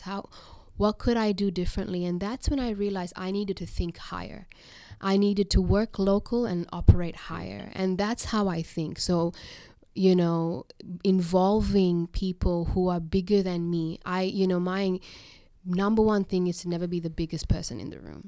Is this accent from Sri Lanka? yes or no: yes; Sri Lanka; now in Australia; I'm from Sri Lanka.